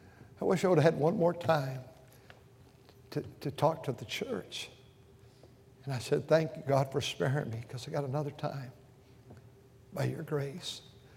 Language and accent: English; Walkertown, North Carolina, United States; I'm from Walkertown. You probably never heard of Walkertown. We're outside of Winston-Salem, North Carolina. You know, Tar Heels, Blue Devils up there.